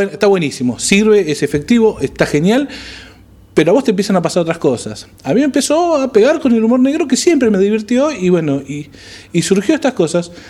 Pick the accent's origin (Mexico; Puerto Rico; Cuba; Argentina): Argentina; cómo somos los argentinos